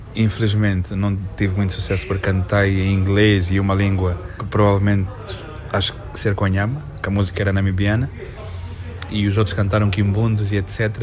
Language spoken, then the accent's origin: Portuguese; Lubango, Huíla, Angola; Eu sou natural do Lubango, okay. São José de Sá da Bandeira, mas eu sou Conhama